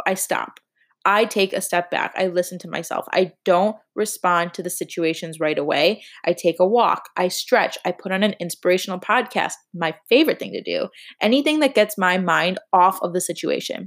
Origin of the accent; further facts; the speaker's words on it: Chicago, Illinois, United States; now in Miami, United States; although I live in Miami, I am from Chicago